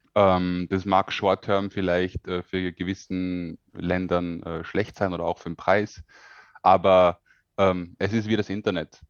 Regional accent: Austria; bin aus Österreich

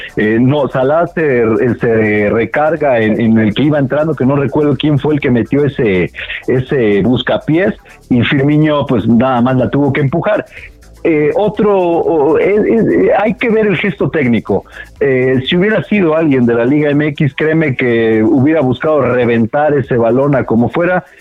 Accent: Mexico; como mexicanos

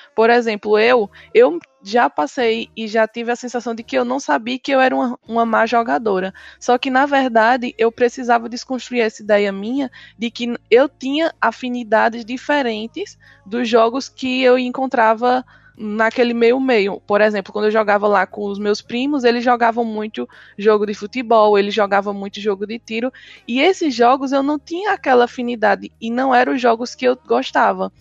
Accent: Surubim, Pernambuco, Brazil; sou do interior da cidade de Surubim, no, no Agreste Pernambucano

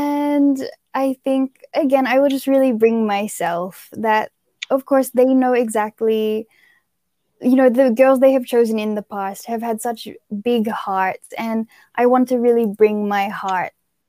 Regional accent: Philippines; from the Philippines, and I am, I am your future scene of the crime operative here in the Philippines.

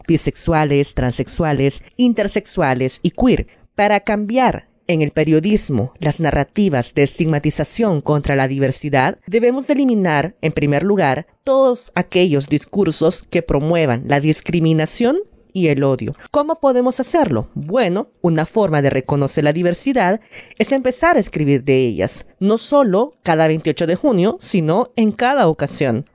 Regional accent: El Salvador; soy periodista salvadoreña

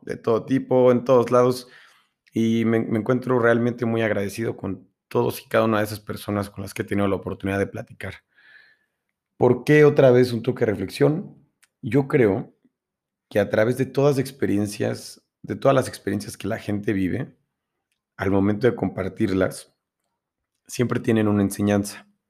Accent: Mexico City, Mexico; moved away as an adult; now in Puebla, Mexico; Nací en la Ciudad de México hasta los 18 años, casi 19, y me vine a Puebla. Actualmente vivo y radico aquí

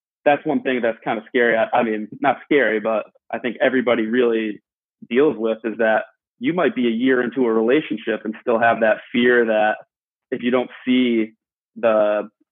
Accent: Northeast, United States; Eric and I are both from the Northeast

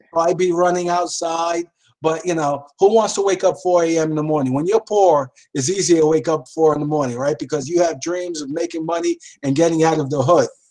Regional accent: New York City, New York, United States; growing up in the Lower East Side, seeing all of the crime

